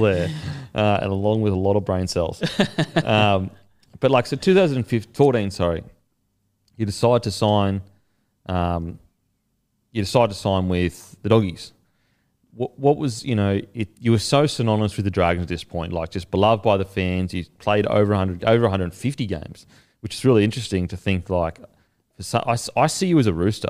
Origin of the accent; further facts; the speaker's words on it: Queensland, Australia; as a Queenslander